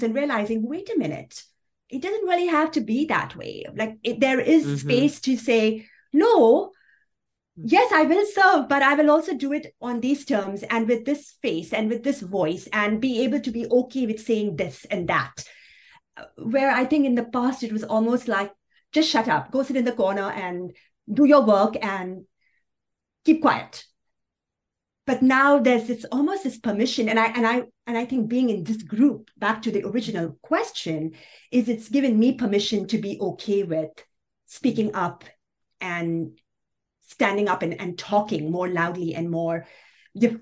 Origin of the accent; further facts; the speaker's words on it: Kuwait; moved away as an adult; also born or lived in Pakistan; now in United States; I'm Pakistani, was born in Pakistan, grew up in Kuwait, came here right during the invasion